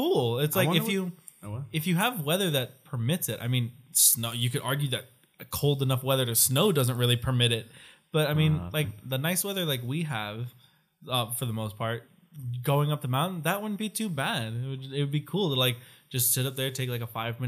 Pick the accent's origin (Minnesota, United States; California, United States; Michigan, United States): California, United States; Southern; all of us California kids